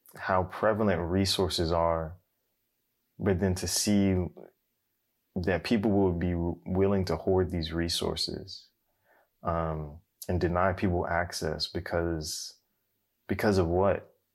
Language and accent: English; United States; I'm, I'm African American